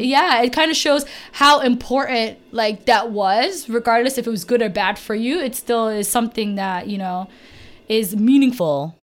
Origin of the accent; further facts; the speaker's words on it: United States; I was born in America